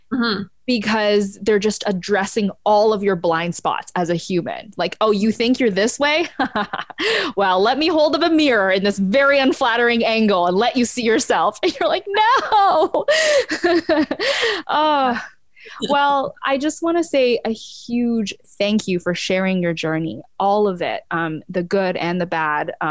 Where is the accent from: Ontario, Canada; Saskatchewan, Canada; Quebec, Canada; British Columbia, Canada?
Ontario, Canada; Ottawa; I was born in Ottawa.